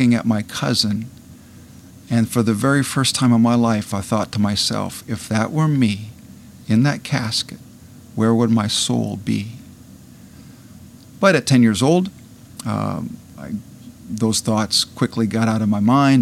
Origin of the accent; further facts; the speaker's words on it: Iowa, United States; Attended the University of Northern Iowa, which was only 20 miles from my hometown